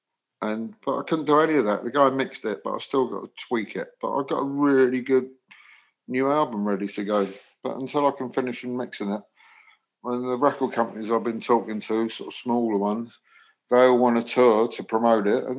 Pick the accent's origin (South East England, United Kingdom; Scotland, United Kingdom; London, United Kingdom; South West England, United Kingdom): London, United Kingdom; where I was brought up in London, sort of a real working class